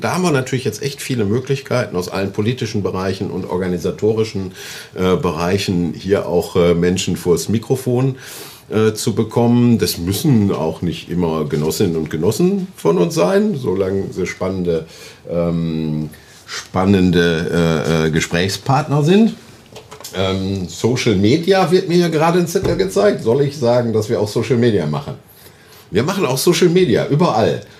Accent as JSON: {"language": "German", "town": "Oberhausen", "region": "North Rhine-Westphalia", "country": "Germany", "tie": "born or raised there", "said": "in meiner Heimatstadt in Oberhausen"}